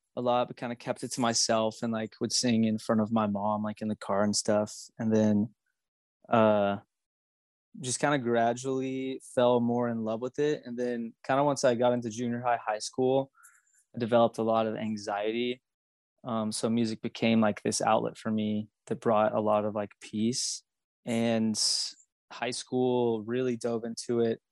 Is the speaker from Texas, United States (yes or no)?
yes; Magnolia, Texas, United States; I grew up in Magnolia, Texas, which is like a tiny little town outside of Houston.